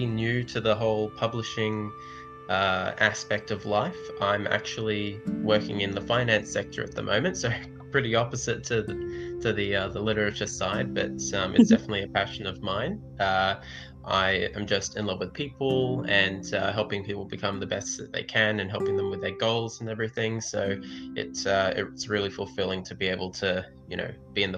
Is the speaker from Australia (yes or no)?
yes; Australia; as an Australian